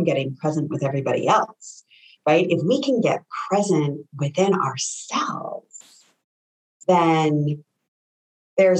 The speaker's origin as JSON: {"language": "English", "region": "Connecticut", "country": "United States", "moved": "yes", "said": "I'm from Connecticut originally"}